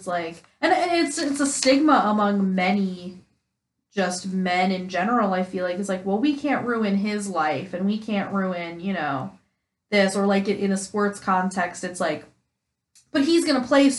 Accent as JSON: {"language": "English", "region": "New York", "country": "United States", "said": "That could just be because I'm from New York."}